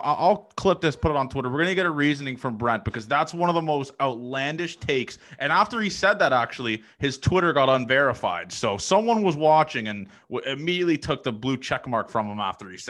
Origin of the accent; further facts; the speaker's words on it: Canada; also born or lived in Nebraska; I'm a Canadian guy.